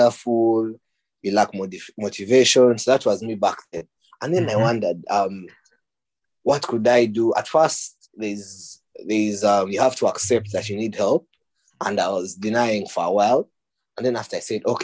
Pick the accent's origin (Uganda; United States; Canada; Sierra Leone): Uganda; moved away as an adult; now in United Kingdom; I was born and raised in Uganda. I am studying aerospace engineering in the United Kingdom